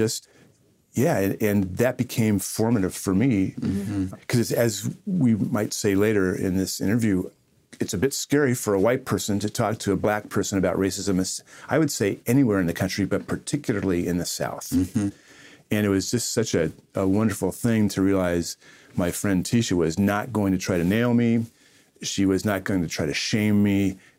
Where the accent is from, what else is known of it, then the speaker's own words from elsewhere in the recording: Ireland; That's right. I'm Irish. We take everything personally.